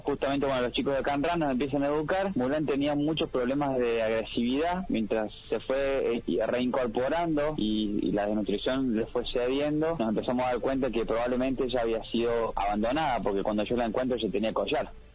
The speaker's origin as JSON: {"language": "Spanish", "country": "Argentina", "said": "somos doce argentinos"}